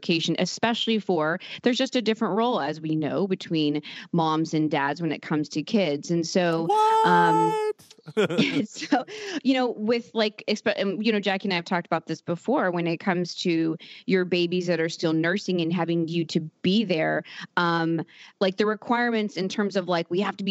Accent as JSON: {"language": "English", "town": "Norman", "region": "Oklahoma", "country": "United States", "tie": "born or raised there", "said": "Norman, Oklahoma"}